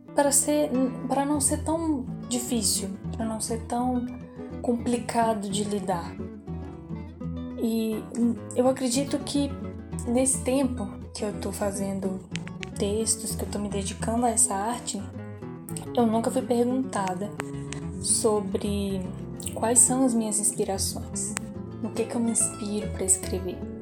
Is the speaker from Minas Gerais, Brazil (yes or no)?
yes; Ouro Preto, Minas Gerais, Brazil; tenho 18 anos, sou de Ouro Preto